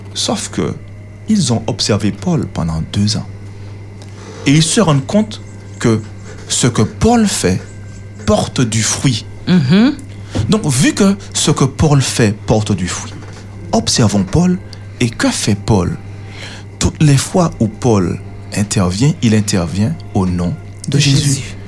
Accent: Martinique; chez nous en Martinique, aux Antilles

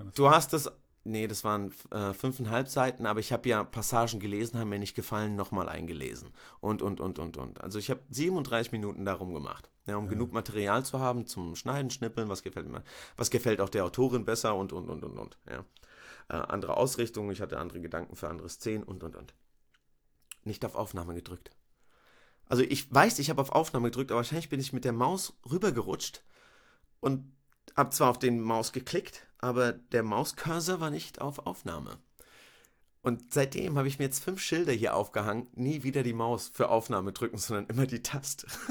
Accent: Rüsselsheim, Hesse, Germany; ich bin in Rüsselsheim geboren, ähm, aufgewachsen

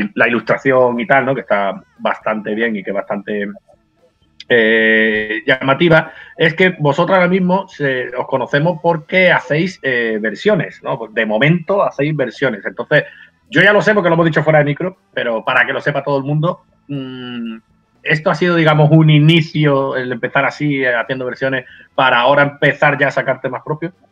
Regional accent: Benalmádena, Andalusia, Spain; en mi pueblo, yo soy de Benalmádena

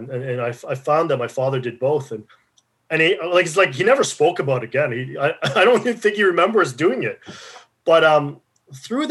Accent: Regina, Saskatchewan, Canada; I grew up in Regina

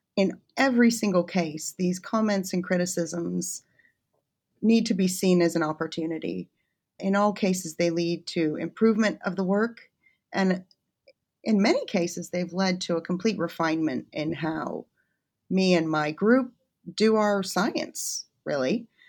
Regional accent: United States; moved away as an adult; also born or lived in Kansas / Washington, D.C. / Connecticut / Birmingham; now in Warwick, United Kingdom; I'm originally from the States

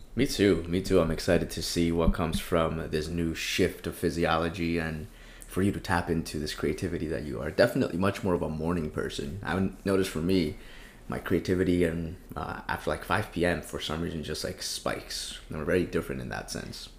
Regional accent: Colombia; now in United States; I grew up in Colombia, came into the States

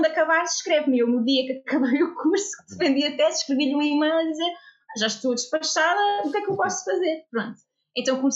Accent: Lisbon, Portugal; eu sou psicóloga clínica, sou de Lisboa, fiz a minha formação inicial eh, na Universidade de Lisboa

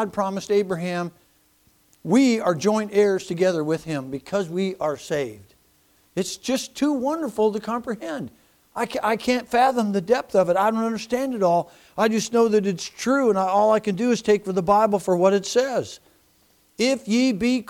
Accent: United States; I'm an American

